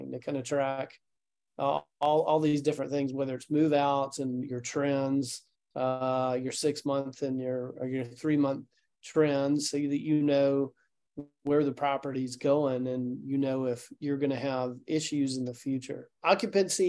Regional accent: Chattanooga, Tennessee, United States; I'm from Chattanooga

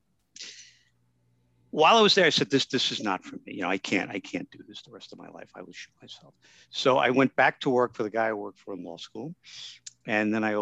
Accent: New York City, New York, United States; I was born in the Bronx and raised in the Bronx

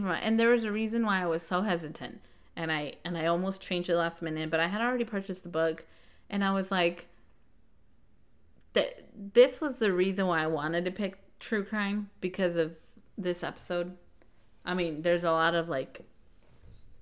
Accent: United States; we're American

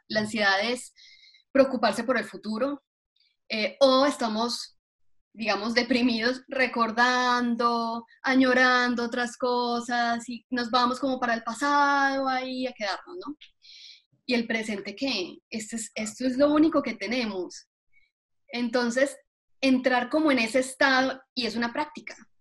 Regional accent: Colombia; now in Atlanta, United States; yo soy colombiana, em, ya llevo aquí más años de los que viví en Colombia

